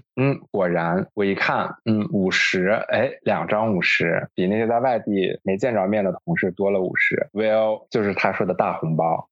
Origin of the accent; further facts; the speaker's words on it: Northeast China, China; 我东北，我们老家过年就是从年三十开始放鞭炮、放礼花，一直放到十五